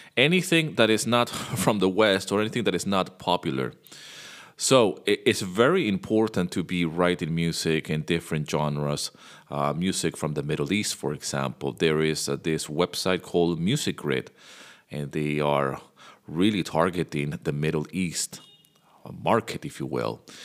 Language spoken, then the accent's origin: English; Venezuela; I grew up in Venezuela